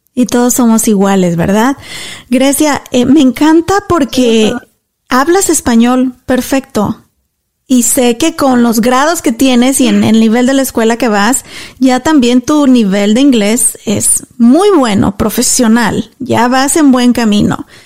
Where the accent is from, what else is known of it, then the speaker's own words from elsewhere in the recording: Mexico; now in Dallas, United States; yo soy mexicana y soy súper orgullosa de ser mexicana